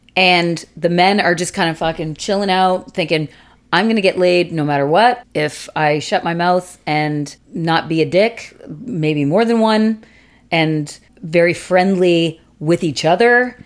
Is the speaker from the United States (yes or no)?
no; Canada; we're Canadian.